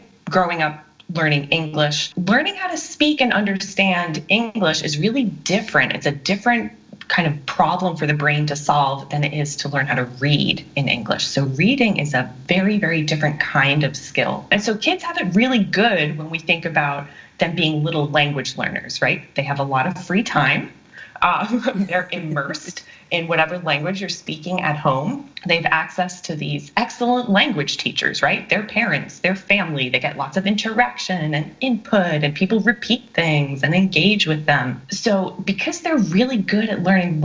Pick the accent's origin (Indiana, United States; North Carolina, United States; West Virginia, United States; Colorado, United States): North Carolina, United States; also born or lived in Long Island, New York; me moving to North Carolina when I was 9